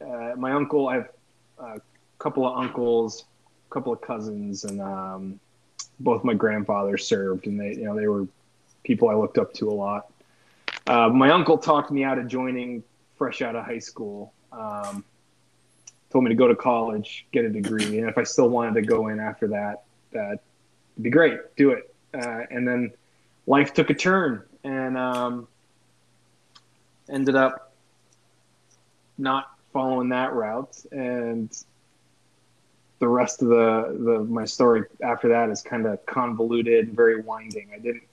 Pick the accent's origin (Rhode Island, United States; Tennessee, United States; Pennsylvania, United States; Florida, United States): Pennsylvania, United States; I usually answer that question by just saying Pennsylvania, because I was born in Western PA, spent a good chunk of my childhood in North Central PA, and then most recently, Eastern Pennsylvania, Philadelphia, now the Lehigh Valley